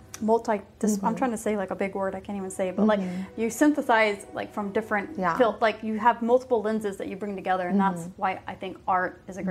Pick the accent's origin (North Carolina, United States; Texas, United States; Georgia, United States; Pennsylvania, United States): Texas, United States; Somerset; I grew up in Somerset, which is also a small town, small town Texas